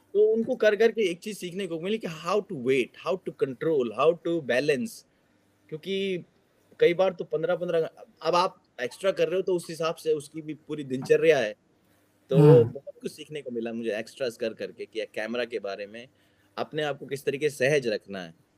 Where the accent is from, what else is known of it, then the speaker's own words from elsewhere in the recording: Delhi, India; moved away as an adult; now in South Korea; दिल्ली का रहने वाला हूँ दिल्ली से कोरिया आया हूँ